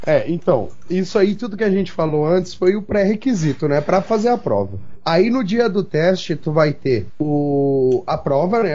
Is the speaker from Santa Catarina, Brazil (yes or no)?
yes; Florianópolis, Santa Catarina, Brazil; Eu sou de Florianópolis